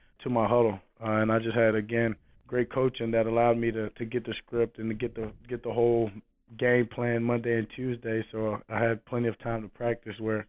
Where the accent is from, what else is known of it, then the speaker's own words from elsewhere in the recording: Shreveport, Louisiana, United States; Growing up in Shreveport, Louisiana, Dallas is 3 hours